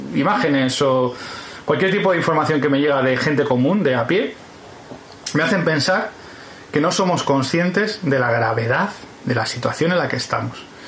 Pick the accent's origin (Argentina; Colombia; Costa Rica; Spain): Spain